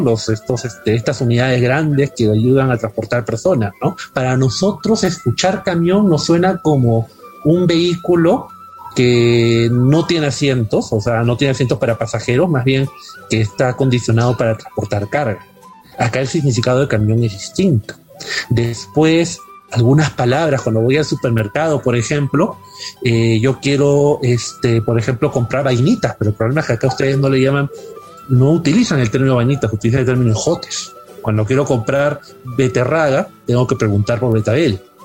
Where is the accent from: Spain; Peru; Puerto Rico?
Peru; Lima; accent: Peruvian Castilian; moved away as an adult; now in Mexico City, Mexico; se dan cuenta que soy extranjero, cuando me notan hablar eh, con acento, con el acento castellano peruano